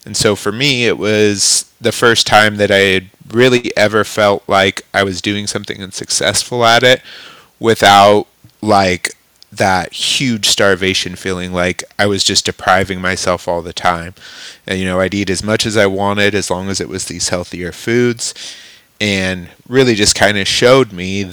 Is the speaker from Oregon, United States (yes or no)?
yes; Klamath Falls, Oregon, United States; moved away as an adult; now in Clarkston, United States; I decided to move out of my hometown, So I'd always grown up in Southern Oregon, Klamath Falls, Oregon